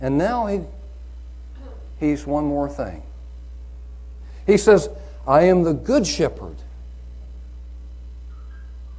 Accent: Oklahoma, United States; I'm from Oklahoma

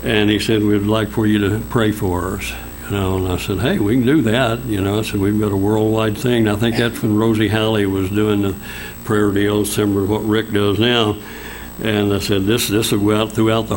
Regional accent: Oilton, Oklahoma, United States; also born or lived in Duncan, Oklahoma; I moved back to my hometown in Oilton, Oklahoma

